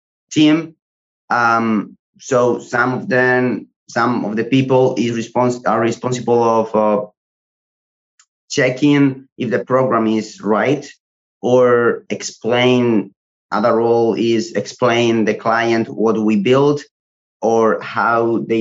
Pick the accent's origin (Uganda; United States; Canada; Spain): Spain; I studied a vocational training in Spain, because I'm from Spain